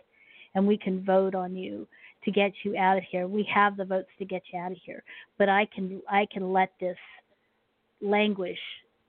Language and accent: English; Maryland, United States; born there; I was born on Andrews, which is now called Joint Base Andrews, and it is an Air Force base